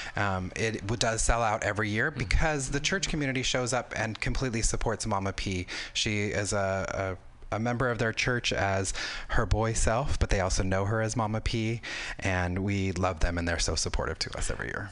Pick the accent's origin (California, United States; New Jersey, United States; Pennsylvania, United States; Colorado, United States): California, United States; Southern; I grew up in Southern California.